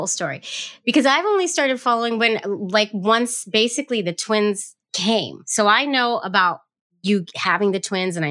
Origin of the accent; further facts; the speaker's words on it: San Francisco, California, United States; now in New York, United States; I'm from San Francisco originally. I live in New York now